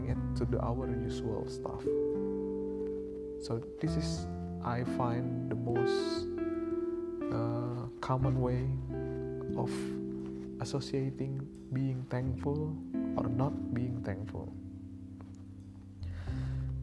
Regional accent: Indonesia; I am from Indonesia

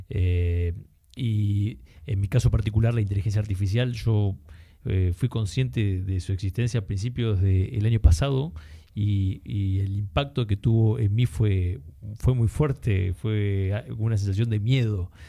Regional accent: Argentina; Eh, Argentina, eh, comienzo a trabajar desde una edad temprana, de diferentes rubros

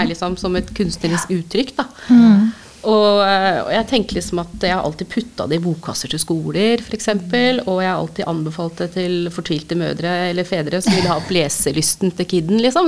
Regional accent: Hokksund, Buskerud, Norway; i Hokksund, der jeg vokste opp

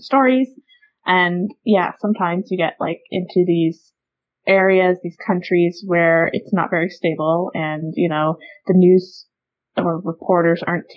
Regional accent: Canada; we're Canadian

